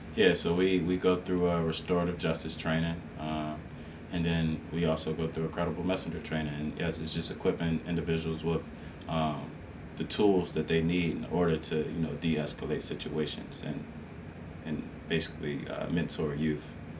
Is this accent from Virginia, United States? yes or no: yes; Esmont, Virginia, United States; I was born and raised um, in, Ed, in the Esmont area, which is like fifteen miles outside of Charlottesville, and so I'm basically born and raised in Albemarle County